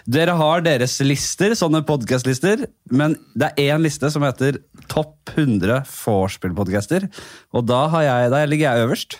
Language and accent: Norwegian; Oslo, Norway; jeg kommer fra Bekkelaget. Eh, Nordstrand eh, oppi der.